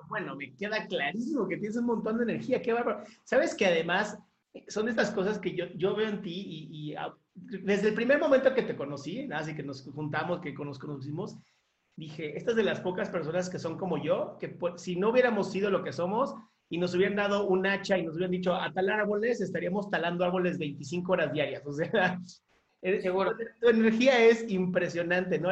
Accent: Mexico; somos un gran equipo y somos nosotros y somos mexicanos

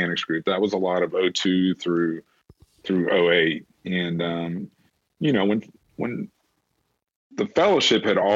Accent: Huntsville, Alabama, United States; my hometown here in Huntsville

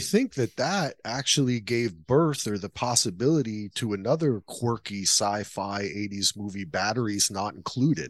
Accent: New Jersey, United States; I grew up in Jersey

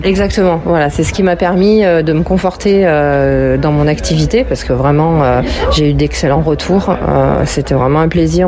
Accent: Villeurbanne, Auvergne-Rhône-Alpes, France; je suis de Villeurbanne, donc je suis née ici, j'ai grandi ici

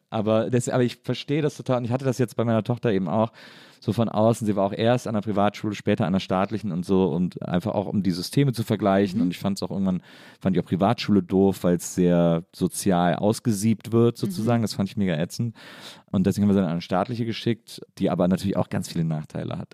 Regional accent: near Cologne, North Rhine-Westphalia, Germany; ich komme aus der Nähe von Köln

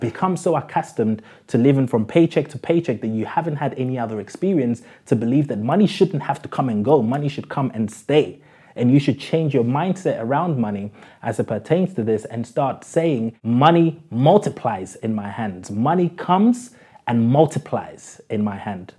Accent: London, United Kingdom; When I was growing up in South London

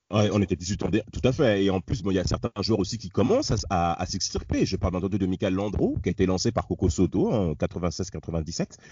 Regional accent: Rennes, Brittany, France; j'étais rennais, que je suis un breton. En effet, j'ai fait mon lycée à Rennes, en Bretagne

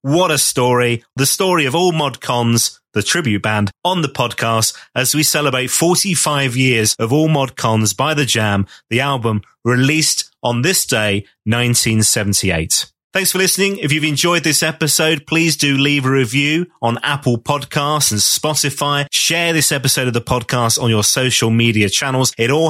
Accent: East of England, United Kingdom; born there; accent: Essex; It was an Essex thing because I was born in Essex.

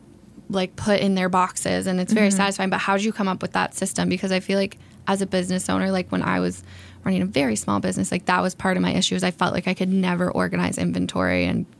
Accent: Belleville, Ontario, Canada; I'm from Belleville.

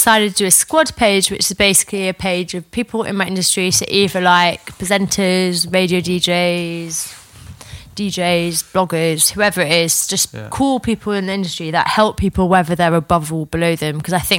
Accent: North East England, United Kingdom; I'm a Geordie. I'm never going to fucking miss a flight.

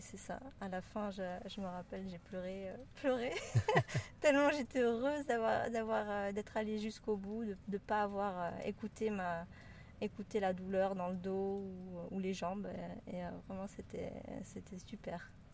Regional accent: France; moved away as an adult; also born or lived in Brittany / Toulouse area / Spain / Maldives; now in Geneva, Switzerland; originaire de, de France, j'ai grandi entre la Bretagne et la région toulousaine.

